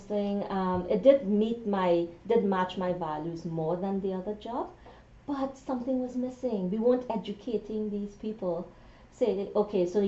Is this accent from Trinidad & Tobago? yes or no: yes; Trinidad & Tobago; moved away as an adult; also born or lived in England; now in Ottawa, Canada; I'm originally from Trinidad and Tobago